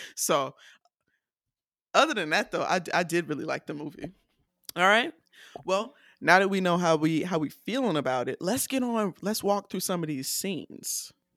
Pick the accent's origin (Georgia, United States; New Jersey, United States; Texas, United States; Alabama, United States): Georgia, United States; Decatur; I'm not from Atlanta, I'm from Decatur